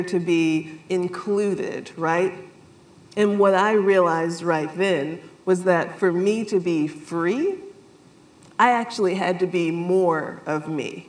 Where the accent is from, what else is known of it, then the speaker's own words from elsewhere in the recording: South Carolina, United States; moved away; I grew up in South Carolina